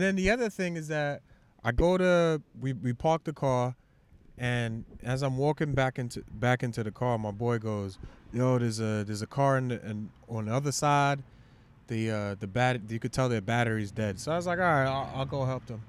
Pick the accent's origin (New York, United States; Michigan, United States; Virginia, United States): New York, United States; New York City; I'm from Shaolin